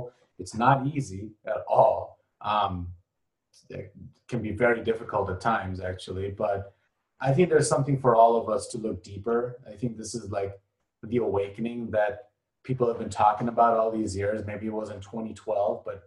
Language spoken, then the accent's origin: English; Bangladesh; also born or lived in Europe / Middle East / Asia / Luxembourg; now in United States; I'm from Bangladesh.